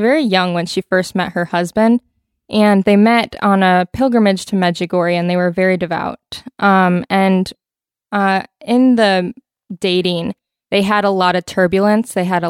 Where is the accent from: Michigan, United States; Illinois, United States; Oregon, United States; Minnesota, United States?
Michigan, United States; Yes, right in this area too.